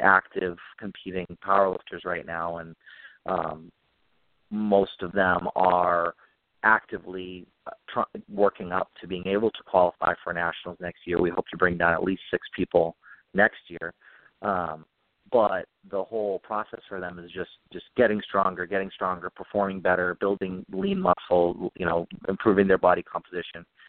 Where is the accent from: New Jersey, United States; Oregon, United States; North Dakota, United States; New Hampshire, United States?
New Hampshire, United States; Nashua; I grew up in Nashua, New Hampshire, which is right on the Mass border, southern New Hampshire